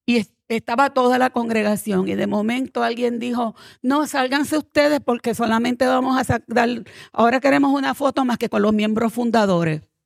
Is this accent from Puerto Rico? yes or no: yes; Puerto Rico; moved away; also born or lived in New Jersey; soy puertorriqueña